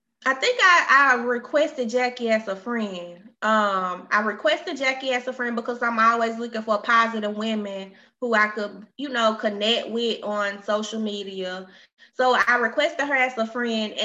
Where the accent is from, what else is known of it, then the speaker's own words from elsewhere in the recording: Alabama, United States; moved away as an adult; now in Texas, United States; I'm from Alabama, which I relocated to Texas